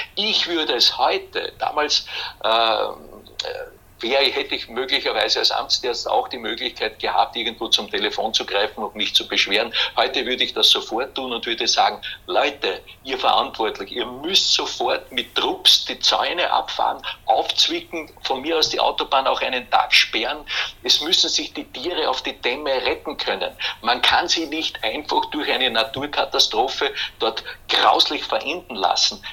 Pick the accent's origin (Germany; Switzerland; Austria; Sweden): Austria; Hollenstein an der Ybbs, Lower Austria; Ich bin ja aufgewachsen in Hollenstein an der Ips